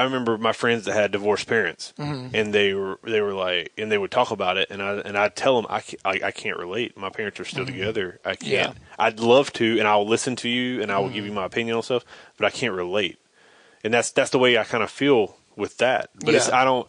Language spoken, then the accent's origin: English; North Carolina, United States; we're from North Carolina